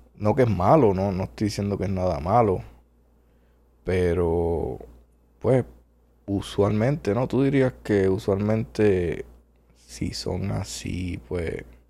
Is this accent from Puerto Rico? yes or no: yes; Puerto Rico; nacido y criado en Puerto Rico